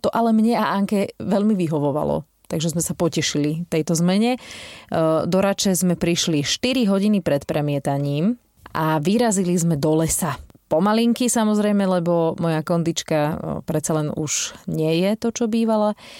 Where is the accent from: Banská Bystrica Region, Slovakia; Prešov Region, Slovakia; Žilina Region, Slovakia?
Banská Bystrica Region, Slovakia; Žarnovica; pochádzam zo Žarnovice a dospievanie som strávila v podstate na Bánsku šťavnických tajchoch